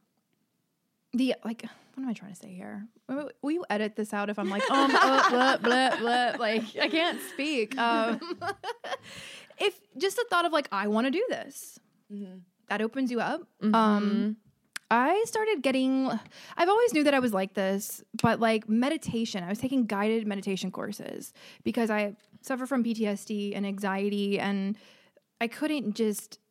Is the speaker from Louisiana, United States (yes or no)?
yes; outside of New Orleans, Louisiana, United States; I grew up in the South outside of New Orleans